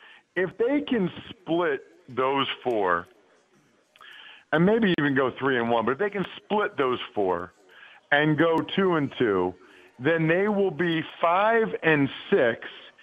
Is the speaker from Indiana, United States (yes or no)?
no; outside of Philadelphia, Pennsylvania, United States; I grew up outside of Philly. I still live here.